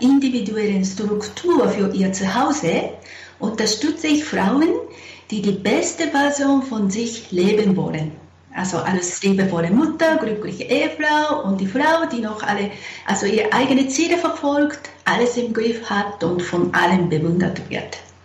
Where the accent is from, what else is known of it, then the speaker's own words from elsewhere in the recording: Japan; now in Zurich, Switzerland; ich bin eine äh, Japanerin, wohne in Zürich